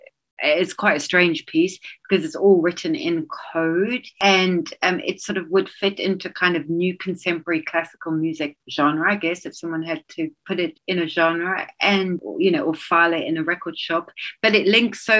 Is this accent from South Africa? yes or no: yes; South Africa; moved away; I grew up in South Africa